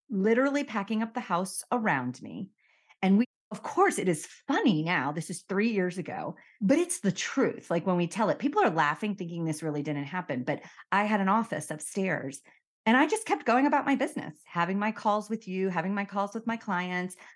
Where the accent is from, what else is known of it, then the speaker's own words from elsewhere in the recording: Miami, Florida, United States; moved away as an adult; also born or lived in Connecticut / New York / San Diego; I was born in Miami, I grew up in Miami